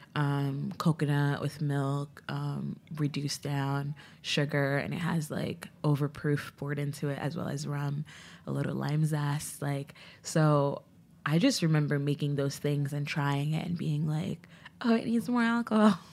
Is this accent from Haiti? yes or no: yes; Port-au-Prince, Ouest, Haiti; moved away; I was born in Port-au-Prince, um, so, like, my dad wa, worked in America, but I was born in Haiti, so I had, like, I'm a U S, U S citizen with, like, a birth abroad. Um, but I grew up there